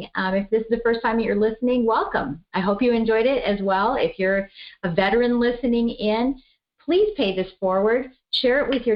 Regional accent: Colorado, United States; I'm from Colorado

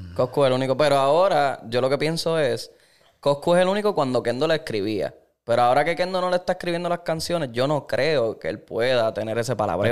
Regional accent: Caguas, Puerto Rico; Yo soy de Cagua

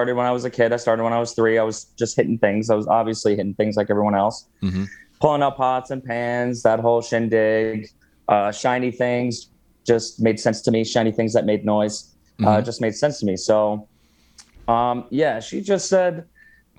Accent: Toms River, New Jersey, United States; moved away as an adult; also born or lived in Los Angeles; now in Las Vegas, United States; So I moved from Toms River to LA when I was 19 years old.

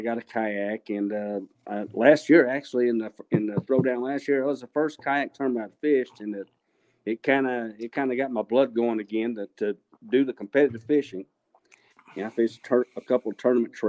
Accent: Abilene, Texas, United States; moved away as an adult; now in Killeen, United States; I grew up in the Abilene area

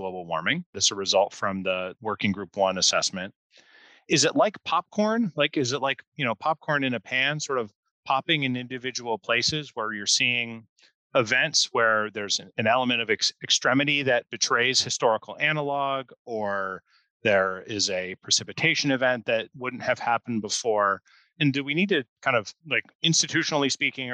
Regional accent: Pacific Northwest, United States; I grew up in the Pacific Northwest, just on the southern side of the Canadian border here in the United States

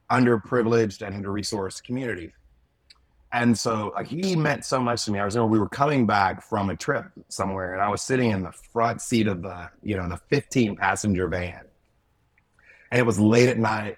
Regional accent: Mississippi, United States; grew up in Southern Mississippi along the Gulf Coast

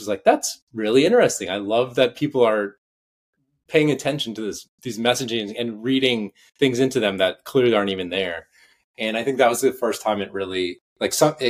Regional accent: outside of Atlanta, Georgia, United States; I grew up outside of Atlanta

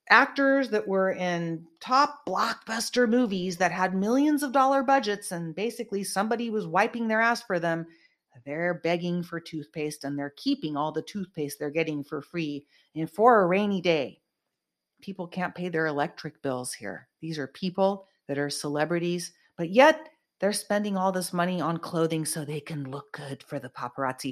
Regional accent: Bay Area, Northern California, United States; moved away as an adult; now in Los Angeles, United States; I grew up in the Bay Area

